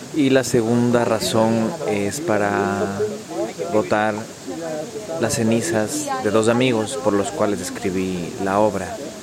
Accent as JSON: {"language": "Spanish", "country": "Ecuador", "said": "soy de Ecuador"}